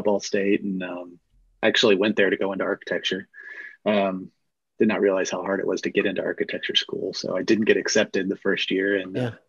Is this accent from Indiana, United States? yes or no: yes; Lafayette, Indiana, United States; I grew up in Lafayette, Indiana.